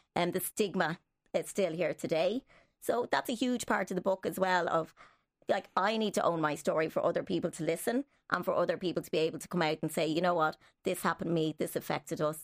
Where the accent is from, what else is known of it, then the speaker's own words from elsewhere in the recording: Dublin, Leinster, Ireland; I was, was born in Dublin here